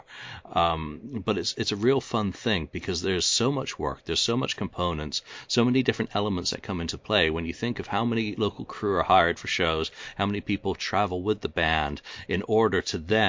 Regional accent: England, United Kingdom; I'm English

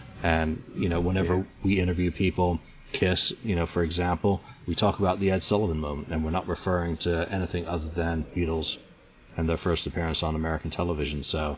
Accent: England, United Kingdom; my background, obviously, being English, with family from Liverpool, is a total giveaway.

